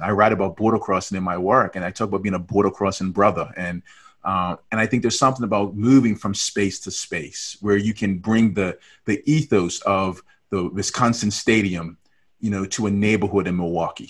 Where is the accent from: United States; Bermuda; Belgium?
Bermuda; moved away; I was born and raised in Bermuda